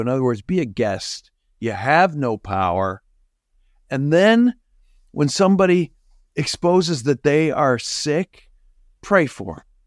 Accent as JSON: {"language": "English", "country": "Canada", "tie": "born or raised there", "moved": "yes", "said": "Even when I grew up in Canada, my mom was from Chicago"}